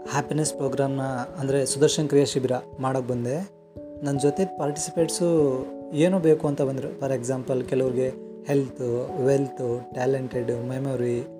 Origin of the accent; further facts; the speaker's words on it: a small village in Mandya district, Karnataka, India; moved away as an adult; also born or lived in Maharashtra; ನಾನು ಮಂಡ್ಯ ಜಿಲ್ಲೆಯಲ್ಲಿ ಒಂದು ಚಿಕ್ಕ ಹಳ್ಳಿಯಿಂದ ಮಿಡ್ ಕ್ಲಾಸ್ ಫ್ಯಾಮಿಲಿಯಿಂದ ಬಂದವನು